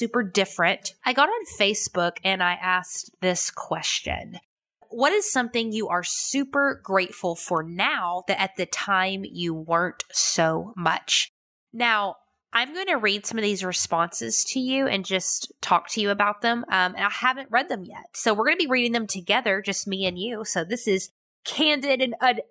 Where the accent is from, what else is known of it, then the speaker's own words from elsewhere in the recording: United States; I'm American.